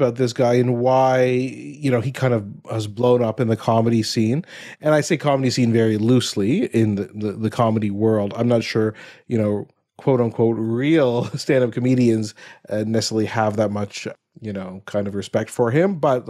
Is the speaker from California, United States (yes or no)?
no; Ohio, United States; And I grew up in Ohio